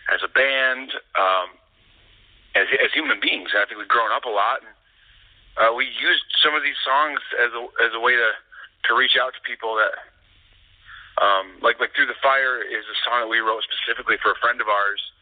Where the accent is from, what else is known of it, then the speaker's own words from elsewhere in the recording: Midwest, United States; now in Los Angeles, United States; Actually, it's funny we're all from the Midwest, but mm-hmm. we met in Los Angeles.